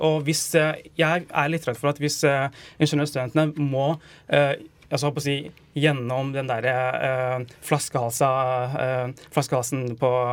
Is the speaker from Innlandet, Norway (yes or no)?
yes; Stange, Innlandet, Norway; Jeg er fra Stanger i Hedmark